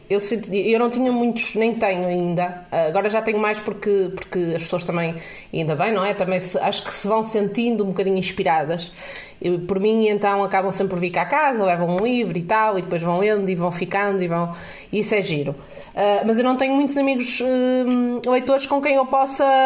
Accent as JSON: {"language": "Portuguese", "town": "Caldas das Taipas", "region": "Braga", "country": "Portugal", "tie": "born or raised there", "said": "na altura da minha terra, eu estudava nas Taipas, na escola secundária de Caldas das Taipas ia para a biblioteca da, da, da vila e ficava lá."}